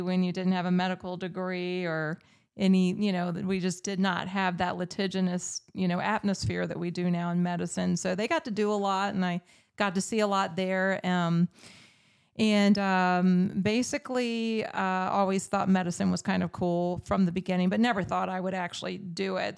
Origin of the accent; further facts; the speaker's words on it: Newport News, Virginia, United States; I grew up in Newport News, Virginia.